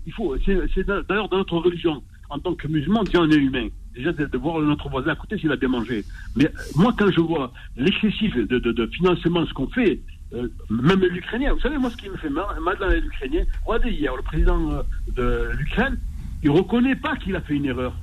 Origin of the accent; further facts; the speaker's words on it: Marseille, Provence-Alpes-Côte d'Azur, France; je suis né à Marseille, mais de, parents immigrés